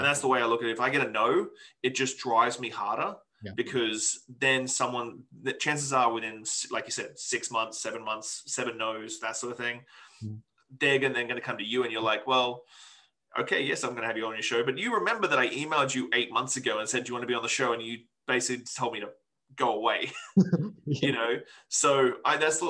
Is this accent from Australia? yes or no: yes; Australia; now in Victoria, Canada; I'm still an Australian dude who lives in Victoria, BC.